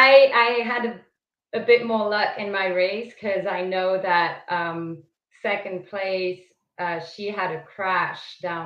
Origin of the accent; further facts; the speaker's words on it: Switzerland; moved away as an adult; now in Southern California, United States; From Switzerland. Switzerland. Okay. So that's my home country.